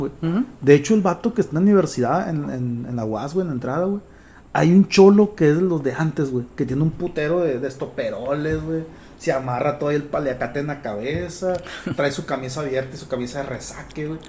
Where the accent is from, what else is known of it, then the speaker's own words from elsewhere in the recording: Culiacán, Sinaloa, Mexico; also born or lived in Choix; mi mundo nada más era Culiacán